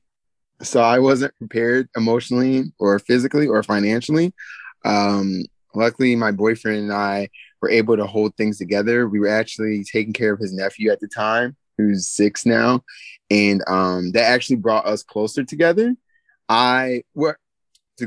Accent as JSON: {"language": "English", "region": "New Jersey", "country": "United States", "tie": "born or raised there", "also_born_or_lived": "North Carolina", "moved": "as an adult", "said": "born and raised in South Jersey, educated in North Carolina"}